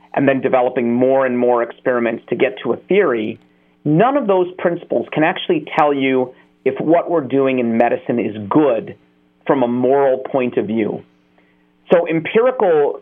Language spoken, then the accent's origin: English; United States; I was born in America